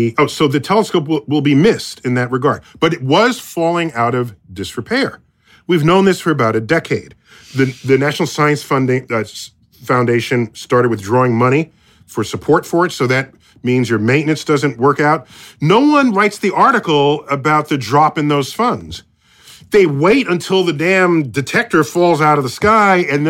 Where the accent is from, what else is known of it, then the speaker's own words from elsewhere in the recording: United States; as an American